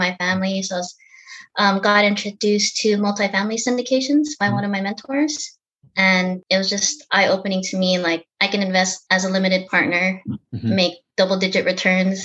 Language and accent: English; San Diego, California, United States; also born or lived in Norfolk, Virginia; Moved over to San Diego and pretty much lived here all my life.